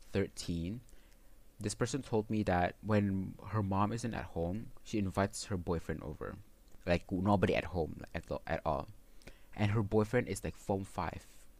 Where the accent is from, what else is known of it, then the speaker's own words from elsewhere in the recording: Malaysia; for us Malaysians